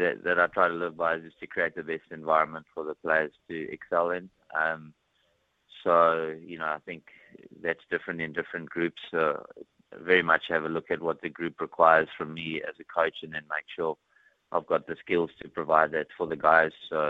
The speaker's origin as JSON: {"language": "English", "town": "Johannesburg", "region": "Gauteng", "country": "South Africa", "also_born_or_lived": "Pretoria / Dunedin", "moved": "yes", "lives_now": "New Zealand", "said": "Obviously, as you said, I moved from Johannesburg and Pretoria to Dunedin"}